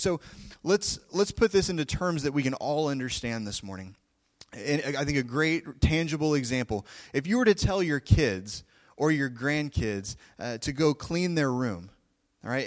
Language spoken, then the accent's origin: English; Oklahoma, United States; I come from Oklahoma